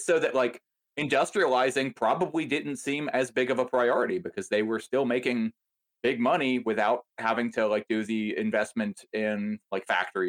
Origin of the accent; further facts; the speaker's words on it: the South, United States; Dude, I grew up in the South